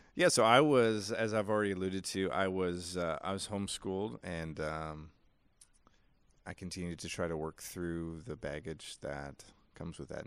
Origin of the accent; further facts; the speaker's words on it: United States; I'm an American.